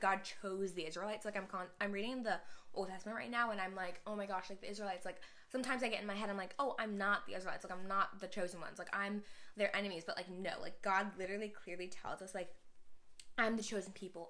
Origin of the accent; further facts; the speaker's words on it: Houston, Texas, United States; I'm from Houston.